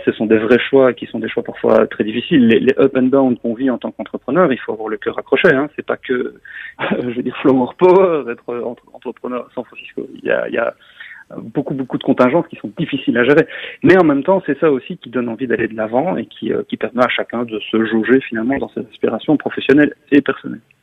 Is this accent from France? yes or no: no; Belgium; je suis belge, je parle français